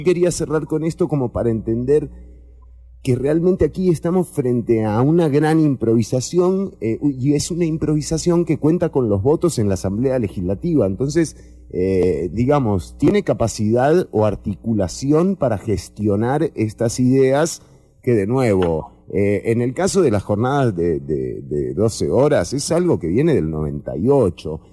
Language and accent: Spanish; Costa Rica; como sociedad costarricense